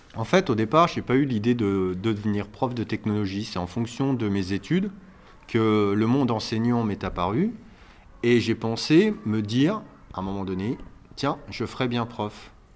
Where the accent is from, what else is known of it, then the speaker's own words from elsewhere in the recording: Neuchâtel, Grand Est, France; also born or lived in Épinal / Nancy; j'ai fait mes études à Neuchâtel, puisque je suis originaire de Neuchâtel